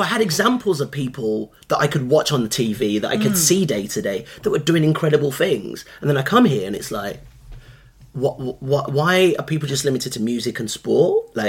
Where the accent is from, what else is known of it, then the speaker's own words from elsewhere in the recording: Birmingham, West Midlands, United Kingdom; They told us to get the hell out. And this was the landscape we grew up in Birmingham, like, you know.